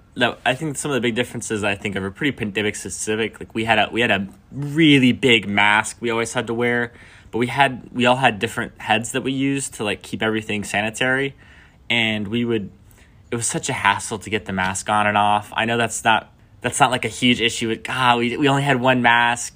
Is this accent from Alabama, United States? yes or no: yes; Alabama, United States; moved away as an adult; now in Nashville, United States; I'm from Alabama